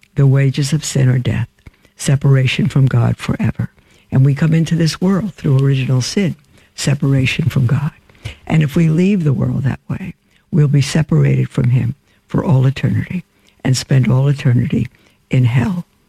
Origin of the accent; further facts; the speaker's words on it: New York City, New York, United States; now in Winnsboro, United States; I grew up in Brooklyn, brick in Brooklyn